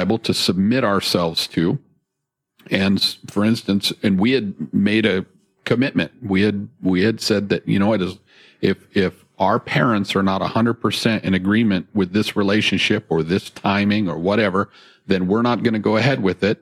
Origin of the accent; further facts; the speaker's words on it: Fairbanks, Alaska, United States; moved away as an adult; now in Chisinau, Moldova; I was born and raised here in Fairbanks